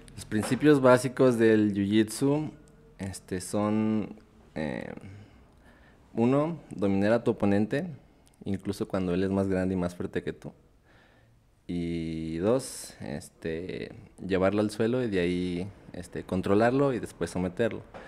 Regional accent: Zacatecas, Mexico; also born or lived in Mexico City / Aguascalientes; Soy eh, originario de la Ciudad de México, pero ya llevo toda mi vida acá en Zacatecas. Algunos años los pasé en Aguascalientes

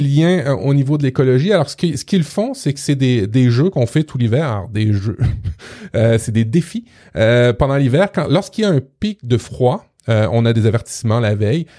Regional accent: Quebec, Canada; chez nous au Québec

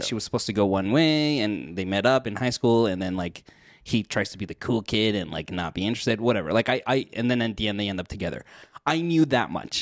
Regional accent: United States; also born or lived in Mexico; Even though I grew up here in the States

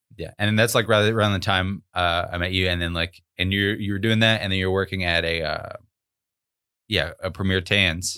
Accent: Arkansas, United States; we were both, uh, born and raised in Arkansas

